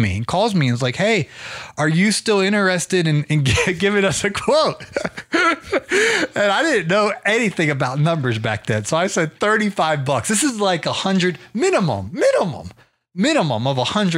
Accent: Canton, Ohio, United States; I grew up in Canton, Ohio

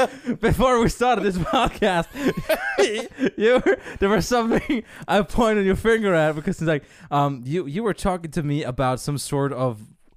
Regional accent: Sweden; now in New Zealand; It's kind of funny that I've been living here since in 1994. I'm originally from Sweden. So I should know these things.

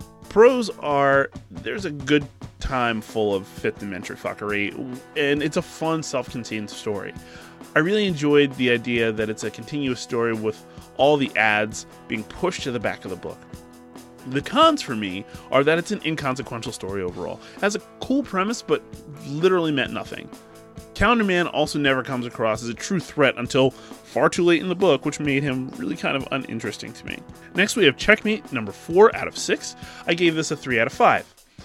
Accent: Willow Grove, Pennsylvania, United States; to people in Willow Grove, love that you're showing up from my hometown

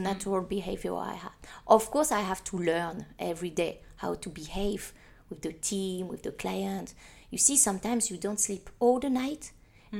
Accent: Paris, Île-de-France, France; now in Hong Kong; I'm from Paris

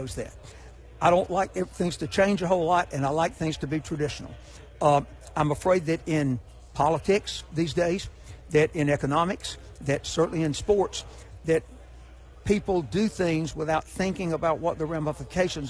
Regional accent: Hueytown, Alabama, United States; I'm from Hueytown, Alabama. I'm actually from Rock Creek, which is out in the country outside Hueytown

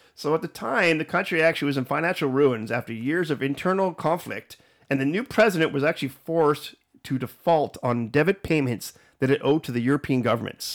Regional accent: Canada; also born or lived in United States; being a Canadian

